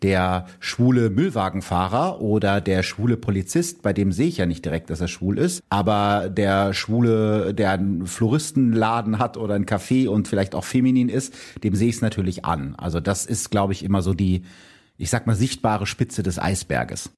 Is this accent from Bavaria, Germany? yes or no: no; Gütersloh district, North Rhine-Westphalia, Germany; Ich komme ja aus dem Kreis Gütersloh, wie die meisten Leute wissen